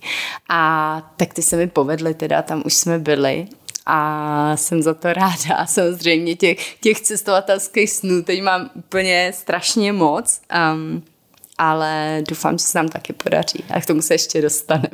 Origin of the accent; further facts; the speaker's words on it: Moravia, Czechia; jsme z Moravy původně